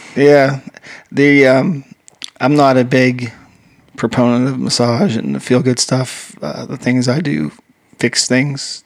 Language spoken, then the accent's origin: English; Western Pennsylvania, United States; moved away; also born or lived in Southern California; I grew up in uh, Western Pennsylvania